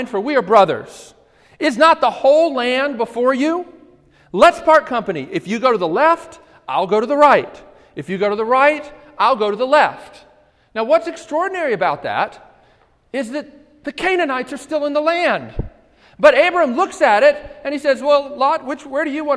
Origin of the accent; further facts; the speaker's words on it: Baltimore, Maryland, United States; I grew up in Baltimore, and we lived on the highest hill in Baltimore County